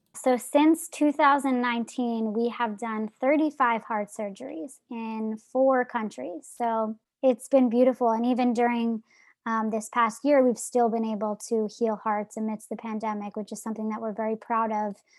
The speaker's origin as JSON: {"language": "English", "region": "New Jersey", "country": "United States", "said": "I'm from New Jersey"}